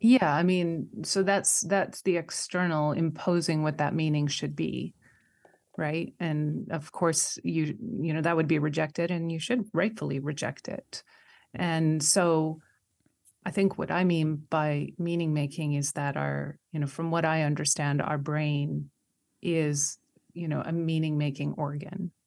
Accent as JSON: {"language": "English", "country": "Canada", "said": "I'm Canadian"}